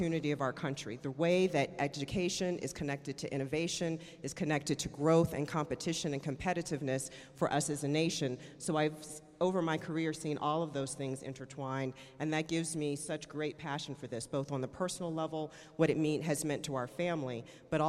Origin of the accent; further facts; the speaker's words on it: Richmond, Virginia, United States; I grew up in Richmond.